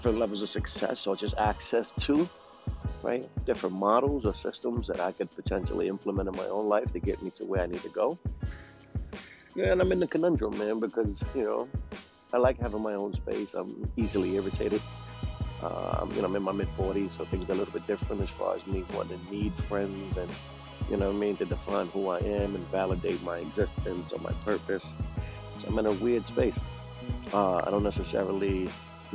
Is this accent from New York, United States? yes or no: yes; New York City, New York, United States; moved away; I'm from New York City, Brooklyn, New York